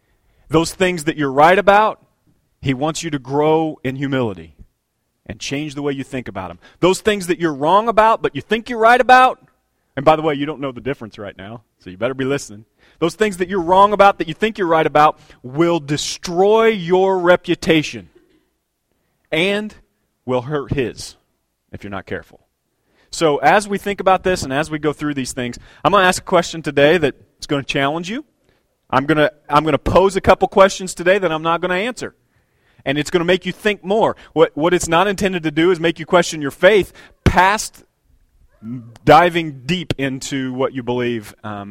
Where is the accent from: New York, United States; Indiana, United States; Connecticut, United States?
Indiana, United States; Bloomington; you know, I'm from Bloomington, all the orange barrels